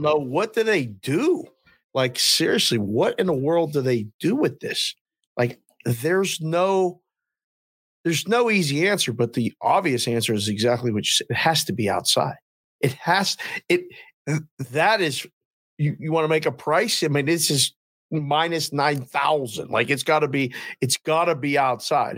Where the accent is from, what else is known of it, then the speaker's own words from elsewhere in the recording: Pittsburgh, Pennsylvania, United States; now in Las Vegas, United States; I'm from Pittsburgh and I I was seven in in uh, in '78